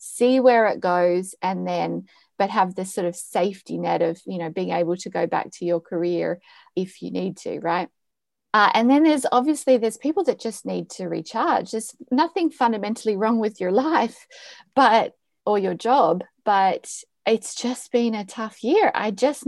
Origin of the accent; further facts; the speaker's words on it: Australia; now in Amsterdam, Netherlands; I'm from Australia